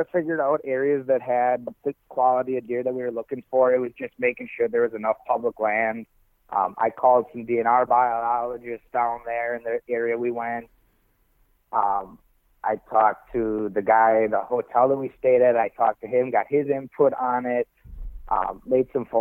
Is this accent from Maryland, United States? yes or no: no; Wisconsin, United States; I'm from Wisconsin, so compared to here, I mean, our public land, you'll have a 40 and you'll have 8 guys on it opening day